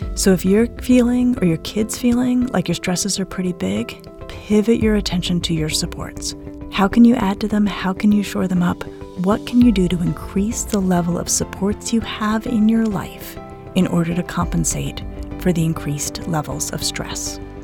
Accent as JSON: {"language": "English", "town": "Denver", "region": "Colorado", "country": "United States", "tie": "born or raised there", "said": "Denver, where I grew up"}